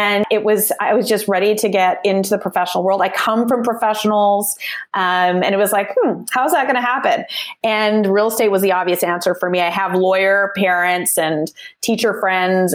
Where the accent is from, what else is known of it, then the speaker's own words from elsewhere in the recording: Calgary, Alberta, Canada; moved away as an adult; now in Vancouver area, Canada; I'm actually originally born and raised in Calgary. So I'm a prairie girl, born and raised for the first half of my life